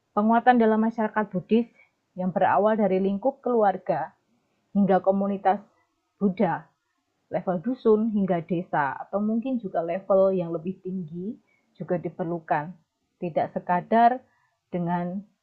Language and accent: Indonesian; Kenteng, Indonesia; moved away; saya dilahirkan di Desa Kenteng